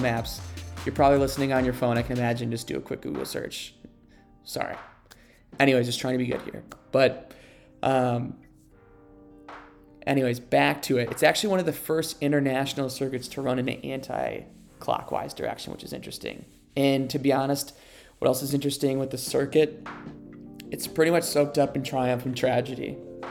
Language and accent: English; United States; I'm an American